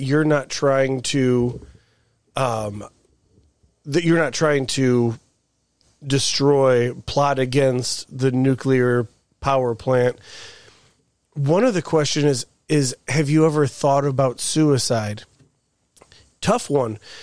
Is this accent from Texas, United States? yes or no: no; Hammond, Indiana, United States; growing up in Hammond